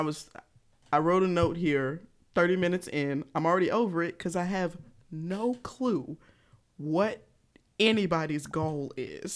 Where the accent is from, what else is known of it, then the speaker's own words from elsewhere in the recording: Georgia, United States; I'm country. I'm from Georgia